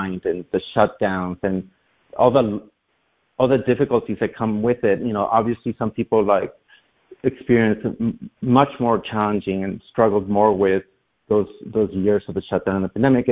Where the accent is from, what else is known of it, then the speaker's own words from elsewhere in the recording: Honduras; now in New York City, United States; I grew up in Latin America